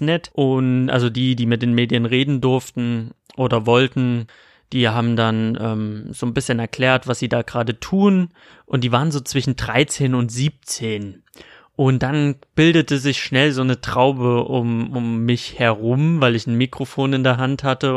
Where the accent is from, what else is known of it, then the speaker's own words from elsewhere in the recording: Saxony, Germany; accent: Saxon; Mit meinem sächsischen Akzent